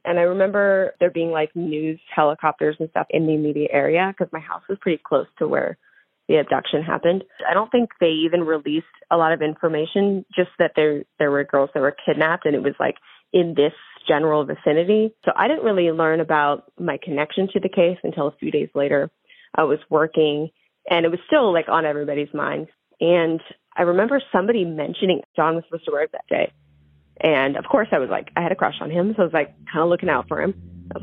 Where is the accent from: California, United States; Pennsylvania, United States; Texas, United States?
California, United States; Palmdale; I grew up in Palmdale, so it's like a neighboring town to where this happened